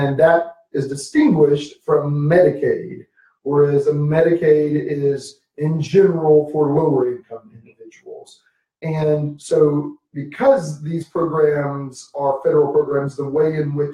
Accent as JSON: {"language": "English", "region": "Georgia", "country": "United States", "moved": "yes", "lives_now": "Texas, United States", "said": "I'm from Georgia and have been living in Texas"}